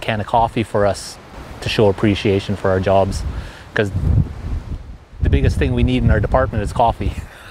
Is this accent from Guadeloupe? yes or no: no; Lytton, British Columbia, Canada; I'm from Lytton First Nation.